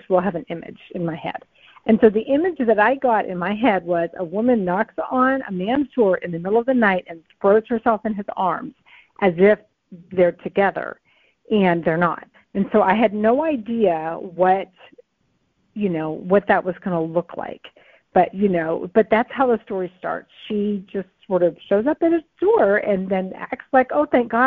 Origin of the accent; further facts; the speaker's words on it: New England, United States; I'm from New England